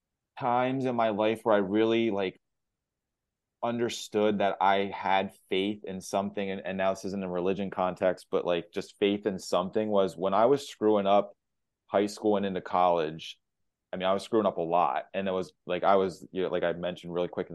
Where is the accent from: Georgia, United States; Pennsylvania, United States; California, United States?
Pennsylvania, United States; Lancaster; born and raised in Lancaster, middle-class family.